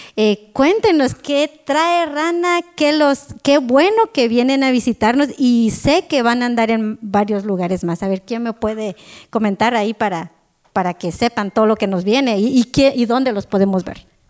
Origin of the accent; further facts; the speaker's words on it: Quetzaltenango, Guatemala; yo soy de Shela